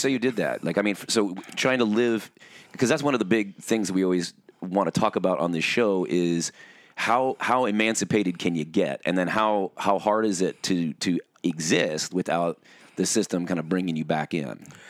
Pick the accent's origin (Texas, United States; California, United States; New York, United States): California, United States; Orange County; we both kind of grew up in Orange County with, um, evangelicalism